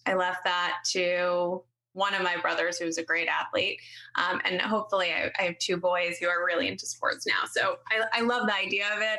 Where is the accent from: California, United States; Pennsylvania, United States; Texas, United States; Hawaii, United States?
Pennsylvania, United States; Haverford; also born or lived in Florida / Wayne, Pennsylvania; I grew up outside of Philadelphia on the main line.